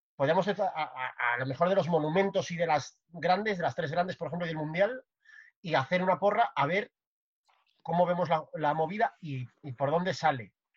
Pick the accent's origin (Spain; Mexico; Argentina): Spain; Santander, Cantabria; nos vamos a mi pueblo, nos vamos a Santander.